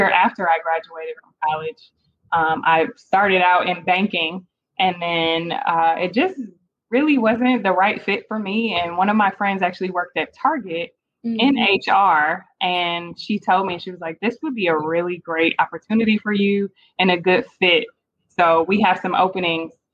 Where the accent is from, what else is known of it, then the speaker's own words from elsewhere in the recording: Cleveland, Ohio, United States; moved away as an adult; also born or lived in Kent, Ohio / Atlanta, Georgia; now in Dallas, United States; I'm originally from Cleveland, Ohio, where I was born and raised and spent most of my life there